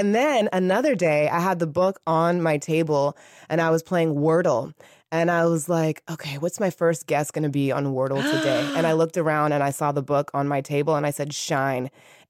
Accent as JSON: {"language": "English", "town": "San Francisco", "region": "California", "country": "United States", "moved": "yes", "lives_now": "Los Angeles, United States"}